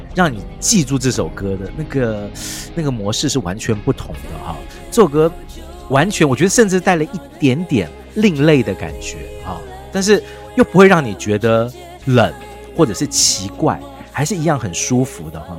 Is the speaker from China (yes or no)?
no; Taiwan; 我们台湾人常讲嘛